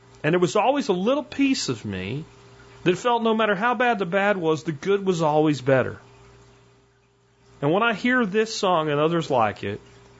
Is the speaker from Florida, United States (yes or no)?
yes; Florida, United States; also born or lived in Pennsylvania; I grew up in, you know, a mix between Florida and Pennsylvania. And when I was growing up in Florida as a kid